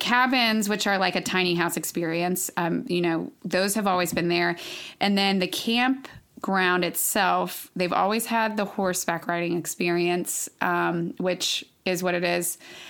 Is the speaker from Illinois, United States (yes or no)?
no; Jacksonville, Florida, United States; I'm from Jacksonville.